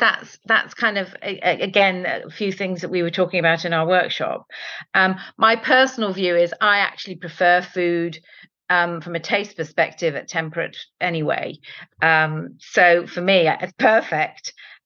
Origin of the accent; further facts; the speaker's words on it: Spain; born there; Fabada, which is something that I have loved since I was born in Spain.